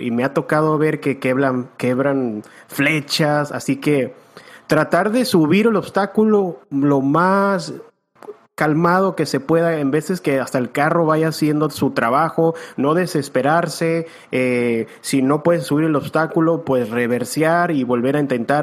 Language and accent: Spanish; Tijuana, Baja California, Mexico; also born or lived in San Diego; yo me acuerdo que desde los 10, 11 años se compró su Jeep y nos llevaban aquí en Tijuana. yo soy de San Diego, en Tijuana